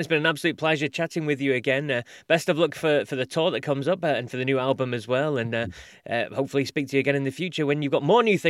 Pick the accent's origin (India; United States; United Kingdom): United Kingdom; Yeah, so from my point of view, being British, the Rock Hall was kind of, it was in a haze.